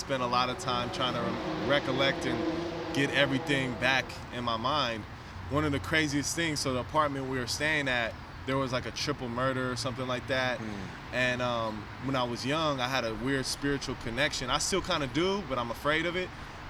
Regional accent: San Francisco, California, United States; And so my story, I was born on Geary at Kaiser. And then...

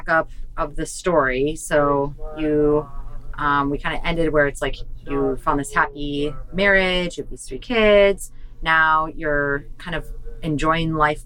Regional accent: Wisconsin, United States; now in San Diego, United States; I'm from Wisconsin originally

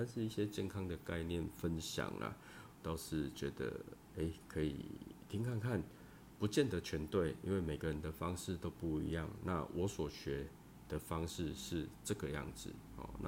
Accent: southern Taiwan, Taiwan; 有些部分我会用国台语双声带，哦，因为我是南部人呐，哦，南部人呐，拢讲台语较济啦。

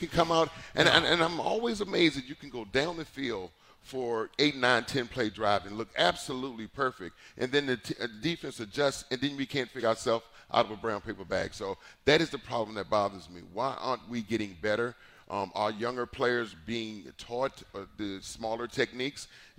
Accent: Virginia, United States; But, I went to school down in North Carolina, and I'm from Virginia.

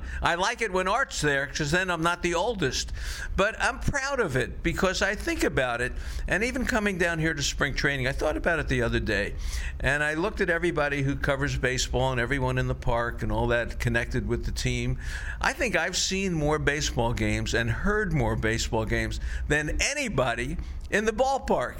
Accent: Florida, United States; I grew up in Florida

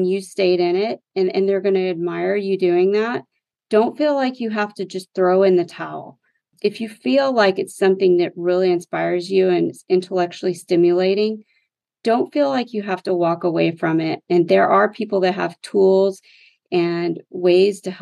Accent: West Texas, United States; I grew up in West Texas in the oil and gas economy

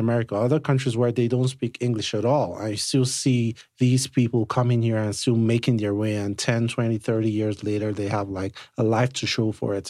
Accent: Nigeria; now in United States; I'm Nigerian, right? So I'm an immigrant myself

